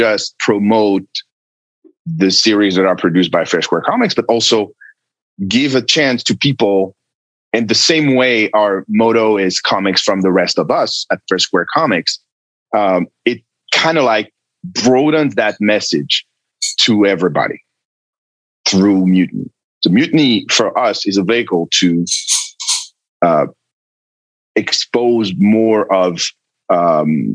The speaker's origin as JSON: {"language": "English", "country": "France", "moved": "yes", "said": "It was in France, in my home country"}